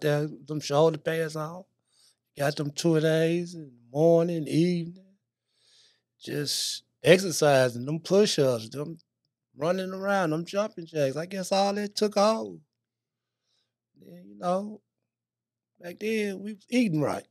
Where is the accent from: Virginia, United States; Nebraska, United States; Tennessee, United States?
Tennessee, United States; Memphis; also born or lived in Greenville, Illinois; I was born in White Haven, right there on Sullivan Street, right there in the middle of White Haven